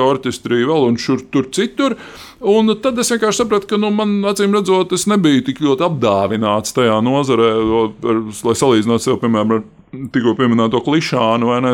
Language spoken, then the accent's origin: Latvian; Riga, Latvia; dzīvotams Grīziņkalnā, es nāku no Grīziņkalna, kas man arī ļoti svarīga identitātes sastāvdaļa